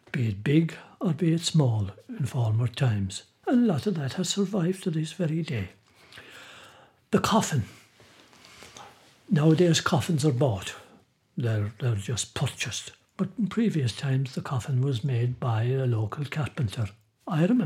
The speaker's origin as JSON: {"language": "English", "country": "Ireland"}